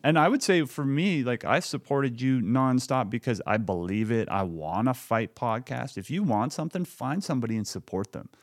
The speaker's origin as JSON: {"language": "English", "town": "Lloydminster", "country": "Canada", "tie": "born or raised there", "said": "growing up in Lloydminster"}